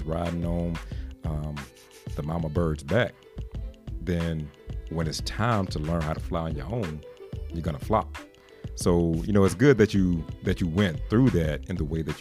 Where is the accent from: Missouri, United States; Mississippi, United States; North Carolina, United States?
North Carolina, United States; Laurinburg; moved away as an adult; I'm from Laurinburg, North Carolina, which is, if anybody knows where that's at or knows anything about it, it's a very small town